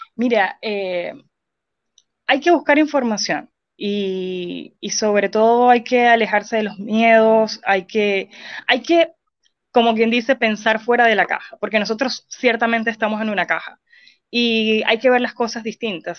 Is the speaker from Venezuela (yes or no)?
yes; Venezuela; moved away as an adult; now in Chile; soy venezolana, tengo poco más de 5 años acá en Chile